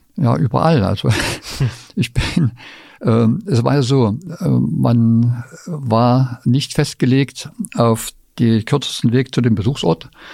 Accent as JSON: {"language": "German", "area": "Vogtland", "region": "Saxony", "country": "Germany", "tie": "born or raised there", "also_born_or_lived": "Leipzig", "moved": "yes", "said": "Im Vogtland war das schon schwieriger, wo ich aufgewachsen bin"}